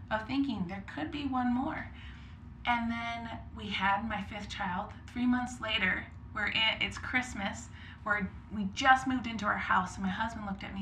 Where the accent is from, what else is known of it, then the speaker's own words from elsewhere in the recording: Cambridge, Minnesota, United States; I grew up up north, an hour from Minneapolis, Cambridge, Minnesota. Okay. Yeah, I went to North Central University. Mm-hmm. I am a licensed minister, so yeah.